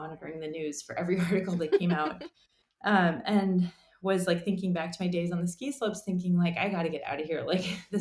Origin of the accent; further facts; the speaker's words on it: New York City, New York, United States; moved away as an adult; also born or lived in Utah; now in San Francisco, United States; I grew up in New York City